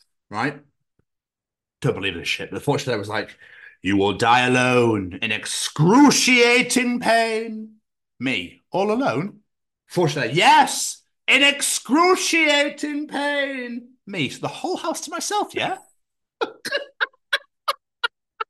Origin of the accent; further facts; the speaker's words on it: Scotland, United Kingdom; I'm from Scotland where the most scariest thing is a cow.